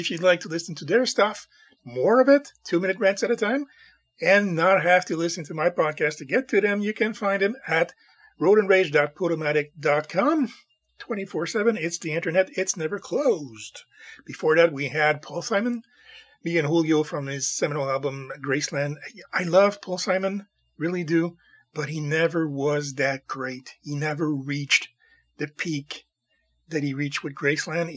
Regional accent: Montreal, Quebec, Canada; I'm from the Montreal area, the French part of the country.

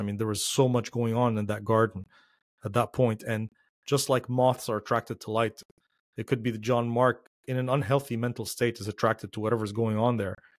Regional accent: Lebanon; moved away; the ones that I grew up with in Lebanon

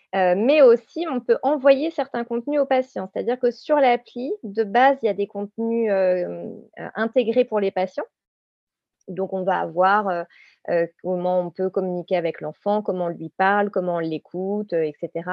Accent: Réunion; je viens de la Réunion

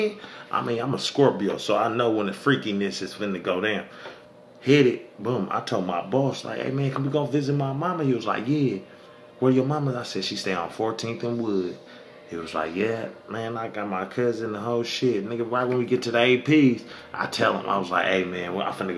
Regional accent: Sacramento, California, United States; I'm from Sac.

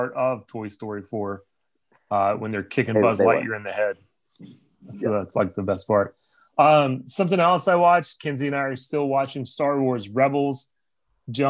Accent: Texas, United States; moved away; I am from Texas originally

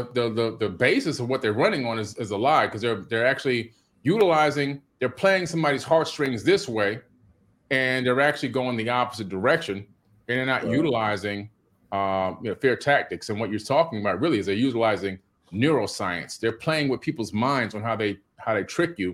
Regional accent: Miami, Florida, United States; when I was a little kid growing up in Miami

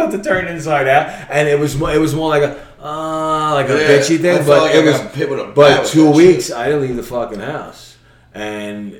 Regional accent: New York City, New York, United States; I'm from Brooklyn

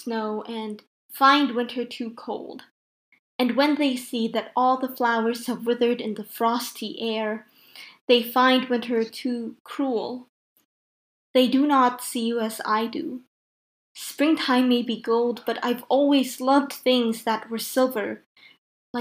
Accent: Philippines; I'm from the Philippines, which is a tropical country.

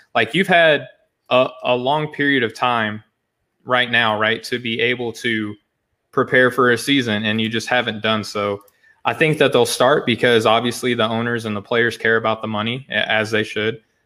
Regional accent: Arkansas, United States; moved away; I'm sure my accent gives it away. I'm from Arkansas originally

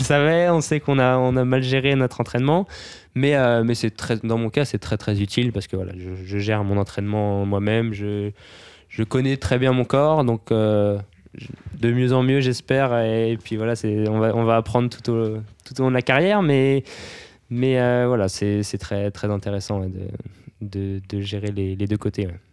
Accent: Brittany, France; je viens de Bretagne

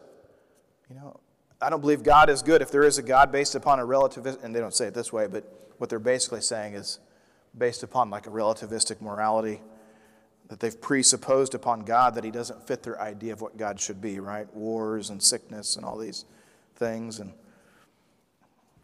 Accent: Midwest, United States; I grew up in the Midwest

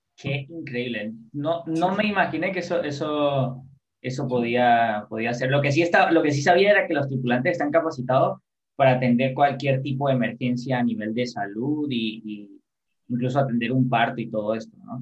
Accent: San Cristóbal, Táchira, Venezuela; yo soy de San Cristóbal

